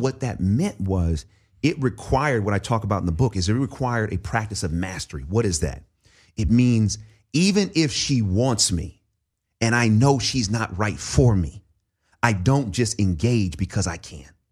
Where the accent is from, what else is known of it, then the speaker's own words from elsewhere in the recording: Oakland, California, United States; the church that I grew up in in East Oakland